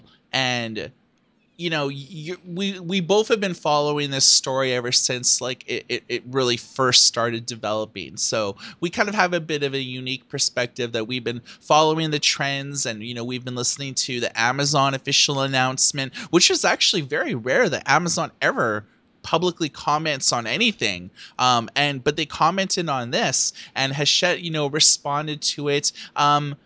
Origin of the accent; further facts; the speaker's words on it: Thunder Bay, Ontario, Canada; I grew up in Thunder Bay, Ontario